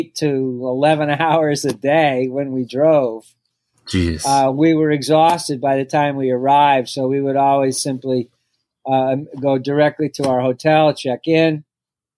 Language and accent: English; Massachusetts, United States; now in Philadelphia, United States; I grew up in Massachusetts